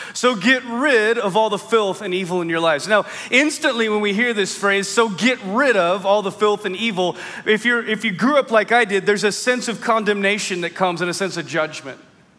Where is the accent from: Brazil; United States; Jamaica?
United States; the Northwest, Pacific Northwest; I grew up in the Northwest. It was always rainy and it was always muddy.